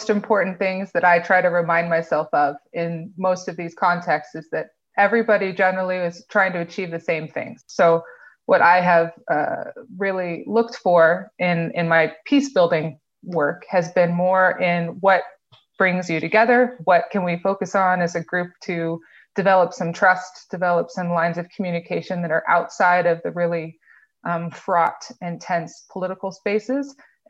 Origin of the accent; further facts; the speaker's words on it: Eastern Province, Saudi Arabia; So I grew up in Saudi Arabia as a kid from an expat community called Aramco, so the big oil company that sits in Saudi Arabia.